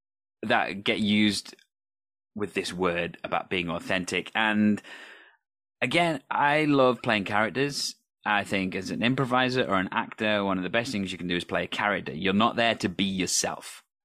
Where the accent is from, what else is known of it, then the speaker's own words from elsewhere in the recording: Wales, United Kingdom; first of all, I am Welsh, and how dare he presume that as a Welsh person would be offended by a Welsh accent?